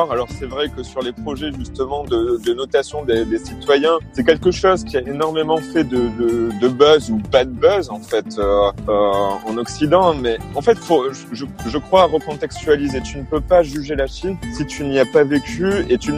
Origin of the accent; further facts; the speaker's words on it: France; je parle du contexte français hein, parce que je suis français